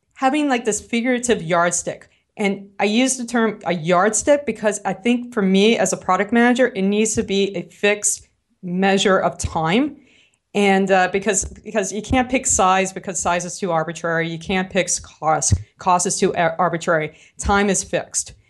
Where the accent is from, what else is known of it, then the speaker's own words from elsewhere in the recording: New Orleans, Louisiana, United States; accent: New Orleans; my New Orleans accent